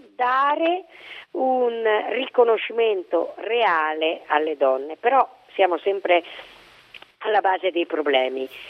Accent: Bolzano, Trentino-Alto Adige, Italy; io sono di Bolzano

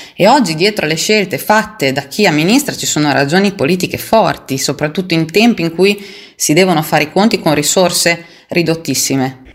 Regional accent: Marzabotto, Emilia-Romagna, Italy; born or raised there

